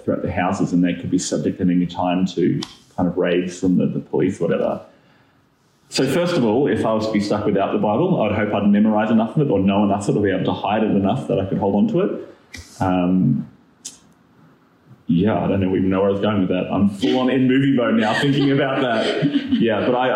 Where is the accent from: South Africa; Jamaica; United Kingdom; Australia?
Australia; now in Auckland, New Zealand; I'm originally Australian